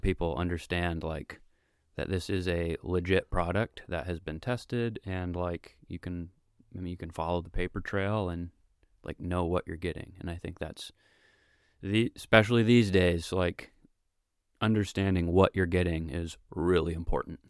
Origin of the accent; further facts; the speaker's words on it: Vermont, United States; I grew up here in Vermont